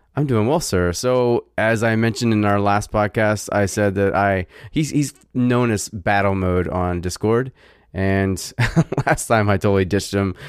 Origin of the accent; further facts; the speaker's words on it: Virginia, United States; I'm from Virginia